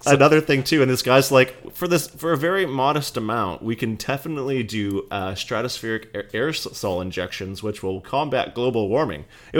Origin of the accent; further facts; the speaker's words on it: Fort McMurray, Alberta, Canada; I came from Fort McMurray, and maybe if you're Canadian, you might remember this